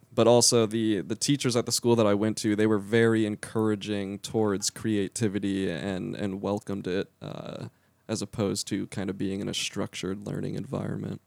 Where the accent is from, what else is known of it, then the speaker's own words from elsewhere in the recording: Lake Zurich, Illinois, United States; moved away; also born or lived in Central Florida; I am from a town called Lake Zurich. It's about 40 minutes northwest of Chicago